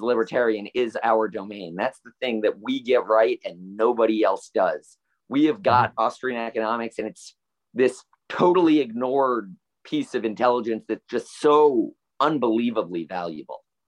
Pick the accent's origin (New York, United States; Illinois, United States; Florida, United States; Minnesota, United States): Florida, United States; Stuart; also born or lived in Fort Worth, Texas; I was born and raised in the happiest seaside town of America, Stuart, Florida